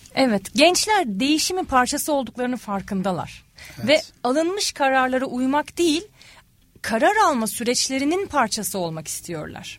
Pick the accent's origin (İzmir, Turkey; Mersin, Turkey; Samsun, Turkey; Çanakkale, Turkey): İzmir, Turkey; also born or lived in Ankara / Australia; 1981 İzmir doğumluyum